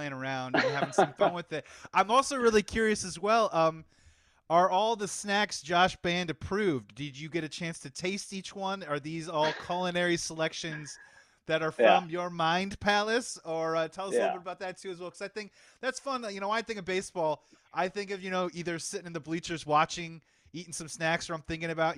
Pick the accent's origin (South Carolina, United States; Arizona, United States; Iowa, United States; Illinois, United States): Illinois, United States; Chicago; growing up in Chicago in the wintertime